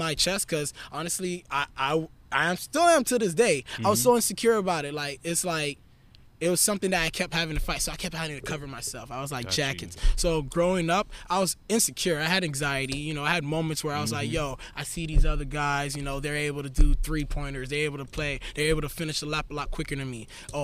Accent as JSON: {"language": "English", "town": "Miami", "region": "Florida", "country": "United States", "tie": "born or raised there", "said": "I'm born and raised in Miami, Florida."}